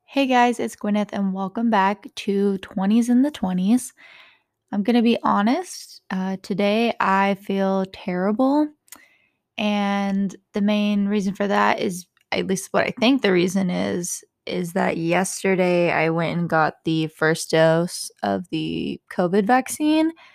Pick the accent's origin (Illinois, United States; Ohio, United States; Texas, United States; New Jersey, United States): Texas, United States; growing up in Texas